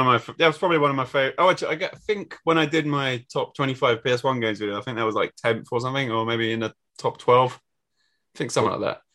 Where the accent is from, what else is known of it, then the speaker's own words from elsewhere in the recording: England, United Kingdom; as English people